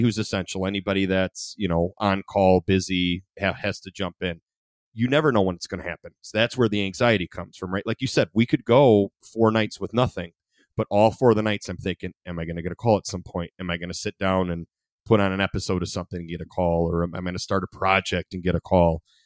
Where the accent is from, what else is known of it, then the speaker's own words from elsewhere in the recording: Ida, Michigan, United States; also born or lived in Monroe; I love Ida, I grew up in Ida